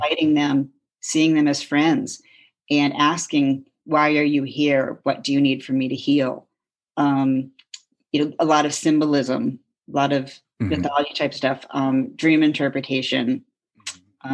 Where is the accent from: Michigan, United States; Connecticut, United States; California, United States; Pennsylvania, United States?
Connecticut, United States; Lived growing up in Connecticut, two towns over from Lyme